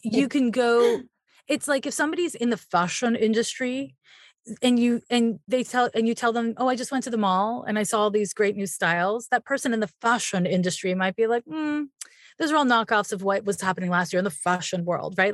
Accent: Montreal, Quebec, Canada; I'm from Montreal, Quebec

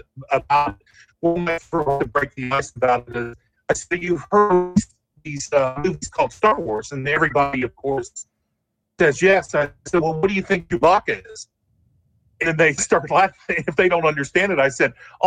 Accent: Ironton, Ohio, United States; I grew up in Ironton, Ohio

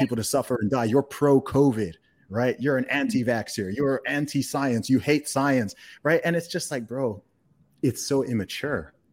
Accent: Saudi Arabia; moved away; I grew up in the Middle East. I grew up in Saudi Arabia

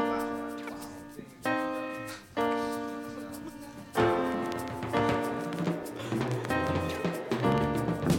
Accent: Northern California, United States; moved away; I grew up in Northern California

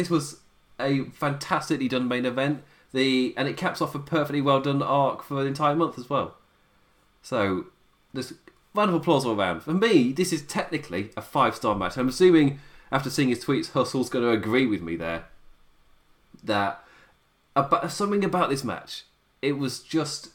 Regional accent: United Kingdom; as like a British viewer

